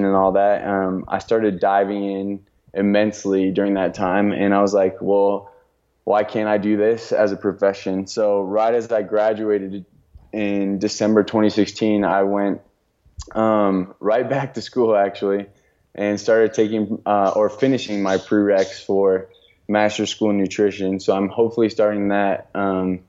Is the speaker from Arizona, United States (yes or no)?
no; Colorado, United States; also born or lived in Santa Barbara, California / Oklahoma; I grew up here in Colorado, so I was born and raised here, which is why I'm back here